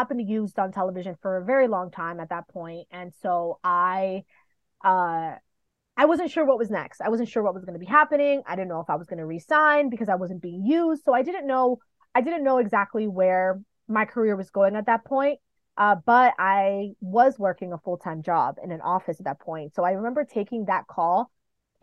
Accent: New York City, New York, United States; moved away as an adult; also born or lived in Dominican Republic / Kansas City, Missouri; I was born in New York, and when I was a few months old, I moved to the Dominican Republic. And then I moved back when I was 7. But I spent my summers in the Dominican Republic. So I grew up between New York City

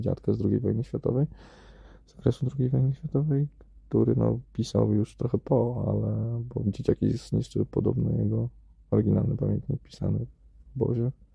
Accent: Warsaw, Masovian Voivodeship, Poland; moved away; urodziłem się w Warszawie i no, nie wiem, szkoła w Warszawie, wszystko w Warszawie

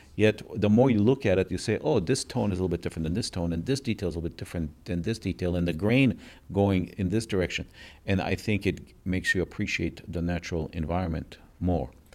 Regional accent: Minneapolis, Minnesota, United States; also born or lived in Israel; I grew up in Minneapolis, Minnesota. I was born in Israel

